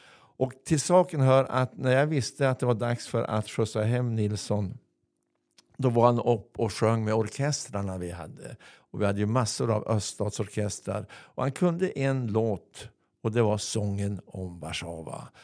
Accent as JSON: {"language": "Swedish", "town": "Örnsköldsvik", "region": "Västernorrland County", "country": "Sweden", "tie": "born or raised there", "also_born_or_lived": "Stockholm", "said": "här hemma i Övik"}